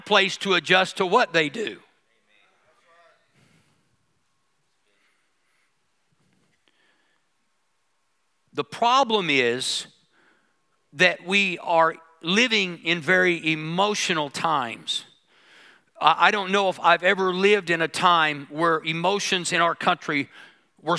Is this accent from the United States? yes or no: yes; United States; being American